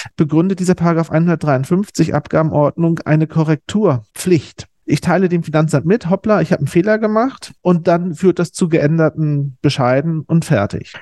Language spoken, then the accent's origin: German; East Germany, Germany; moved away as an adult; also born or lived in Osnabrück, Germany; now in Berlin, Germany; da ich aus dem Osten komme, äh, so in Wendezeiten das Abitur abgelegt habe, noch mit einer spezifischen DDR-Ausbildung